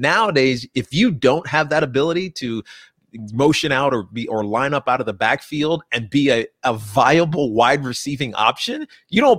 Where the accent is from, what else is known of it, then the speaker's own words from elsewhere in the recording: Southwest Virginia, United States; moved away; I grew up in Southwest Virginia